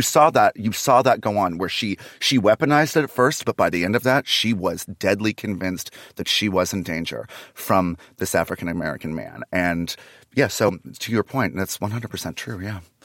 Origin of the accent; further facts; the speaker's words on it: Canada; now in Los Angeles, United States; I'm Canadian, so I'm not dying in this country. I still have a Canadian bank account.